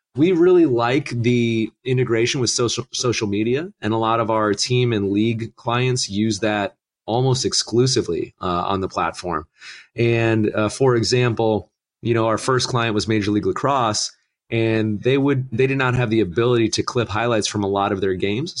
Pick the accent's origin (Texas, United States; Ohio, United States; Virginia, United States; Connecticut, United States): Ohio, United States; Northern; moved away; I'm originally from Northern Ohio and, uh, you know, Cleveland fan through and through